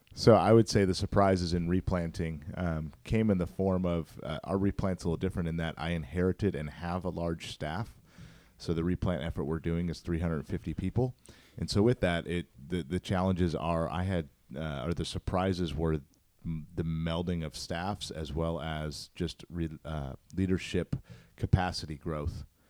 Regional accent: St. Louis, Missouri, United States; born and raised in Saint Louis, grew up in North County

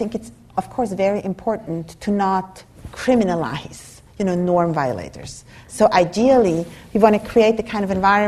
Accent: Switzerland; moved away as an adult; now in United States; I come from Switzerland, from a Germanic culture

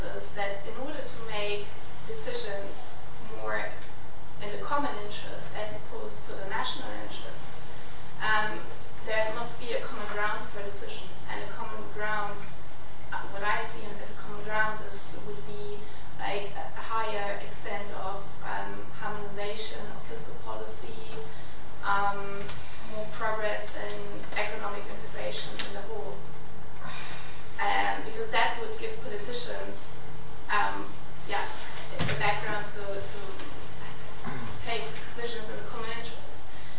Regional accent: Germany; English is a second language; I'm from Germany.

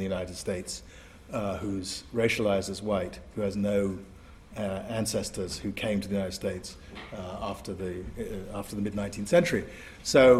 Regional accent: Asante, Ashanti, Ghana; also born or lived in England; The way we Asantes, my sisters are in the front row, we Asantes think of ourselves as having come out of the ground in Asante

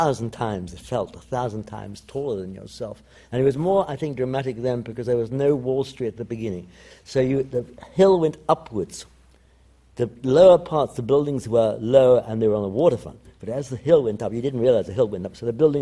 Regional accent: London, United Kingdom; born or raised there; also born or lived in Italy

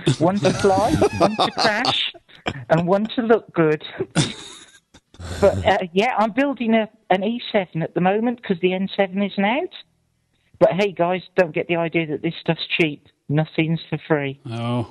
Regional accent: Shropshire, West Midlands, United Kingdom; I can't do a British accent. I'm from Shropshire. We don't have a British accent.

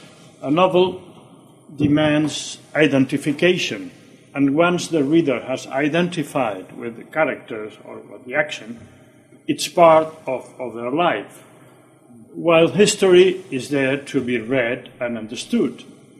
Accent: Barcelona, Catalonia, Spain; I was born in Barcelona in January 1943

